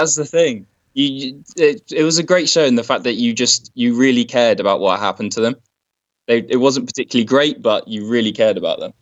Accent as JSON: {"language": "English", "area": "Cornwall", "region": "South West England", "country": "United Kingdom", "said": "I'm from Cornwall in England"}